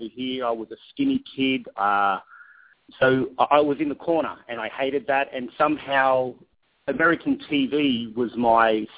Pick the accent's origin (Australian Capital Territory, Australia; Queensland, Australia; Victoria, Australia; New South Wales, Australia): New South Wales, Australia; Sydney; moved away; I'm from Sydney, Australia. I was born in a place called Penrith, which would back then was probably like Inglewood or Compton. It just wasn't a good area. And I had a troubled childhood